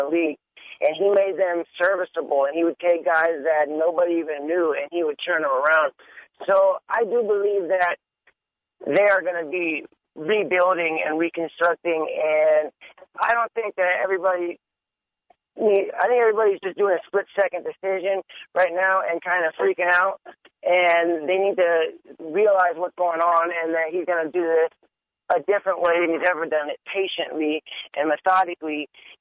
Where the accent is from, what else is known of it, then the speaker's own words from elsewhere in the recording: Seattle, Washington, United States; now in San Mateo, United States; I'm from Seattle